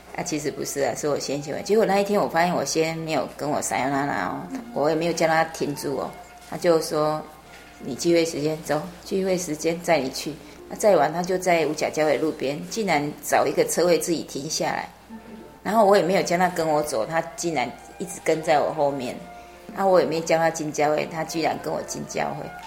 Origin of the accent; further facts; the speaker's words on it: Taiwan; 我们台湾人